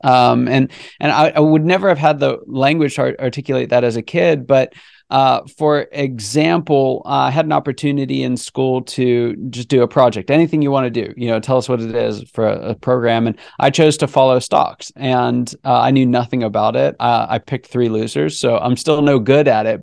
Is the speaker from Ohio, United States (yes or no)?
no; Pittsburgh, Pennsylvania, United States; also born or lived in California / Grandview, Missouri; now in Atlanta, United States; I was born in California. I grew up around the Pittsburgh area.